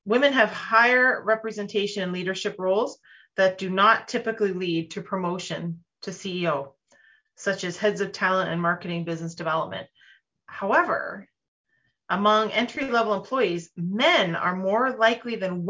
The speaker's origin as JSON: {"language": "English", "country": "Canada"}